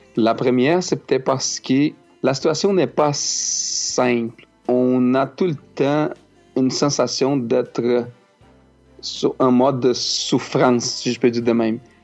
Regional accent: Brazil; first language Portuguese; French is a second language; moved away as an adult; now in Quebec, Canada

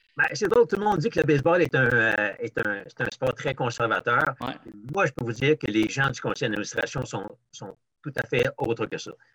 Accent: Repentigny, Quebec, Canada; quand j'étais jeune, j'ai fait mon baseball à Repentigny

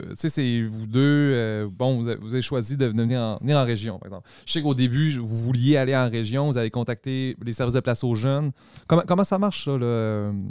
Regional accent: Quebec City, Quebec, Canada; moved away

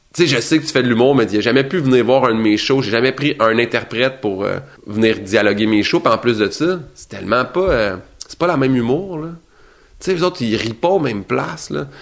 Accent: Saint-Hyacinthe, Quebec, Canada; je vais descendre à Saint-Hyacinthe, qui est ma ville natale

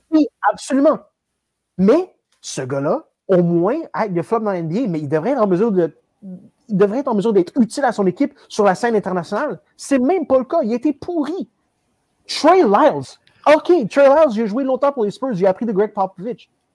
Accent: Canada; tellement douillet en tant que Canadien

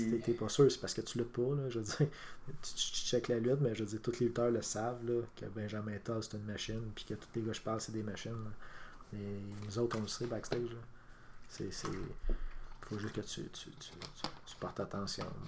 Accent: Quebec, Canada; on est des Québécois

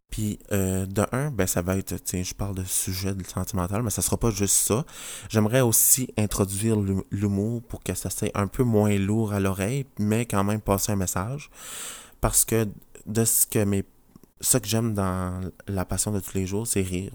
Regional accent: New Brunswick, Canada; je viens du Nouveau-Brunswick, la province à côté du Québec

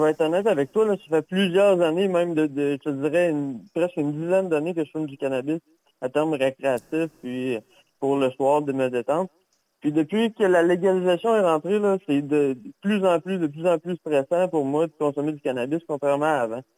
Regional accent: Quebec, Canada; on est québécois, putain, on est au Québec.

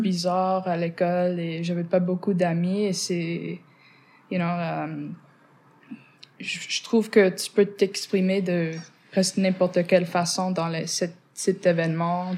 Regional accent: Montreal, Quebec, Canada; first language English; French is a second language; Je suis née ici à Montréal, mais je viens du West Island et c'est pour ça que je suis anglophone

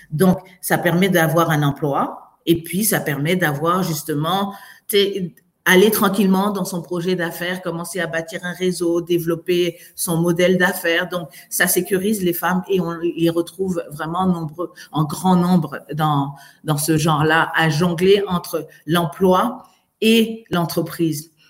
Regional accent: France; now in Canada; Moi, je viens de France. Je me rappelle, c'était trois, c'était trois mois en France.

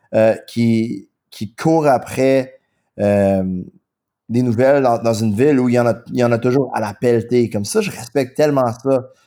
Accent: Quebec, Canada; accent: anglophone; first language English; French is a second language; je suis anglophone, mon accent est assez fort, euh, mon français est relativement limité, mais mais j'essaie d'apprendre le français. J'adore le français. J'adore ça être québécois

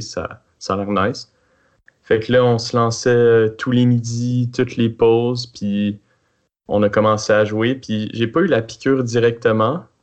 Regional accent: Quebec City, Quebec, Canada; also born or lived in Montreal; je suis né à Montréal. Mais rapidement, euh, ma famille a déménagé ici euh, à Québec

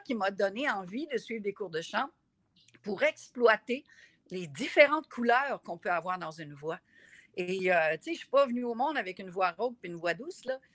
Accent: Gaspésie, Quebec, Canada; je viens de la Gaspésie

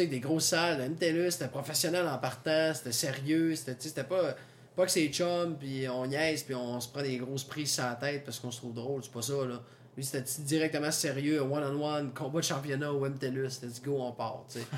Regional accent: Saguenay, Quebec, Canada; je viens du Saguenay

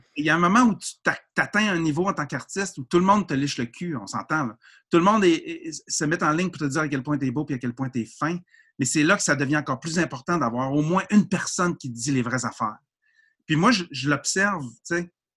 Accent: Quebec, Canada

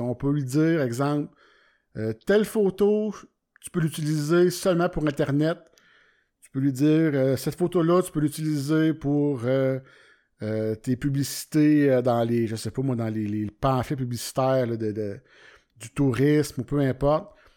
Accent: Warwick, Quebec, Canada; Moi, je viens de Warwick, c'est un petit, village

